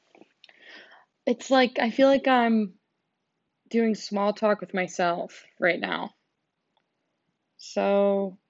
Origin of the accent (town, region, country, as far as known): United States